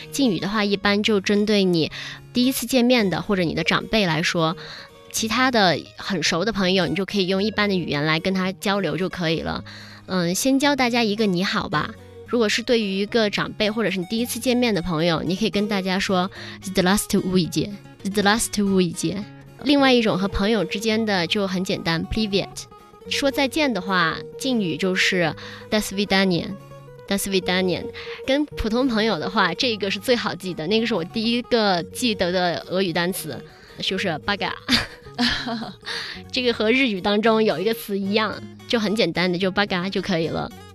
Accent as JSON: {"language": "Chinese", "country": "China", "said": "我们中国人"}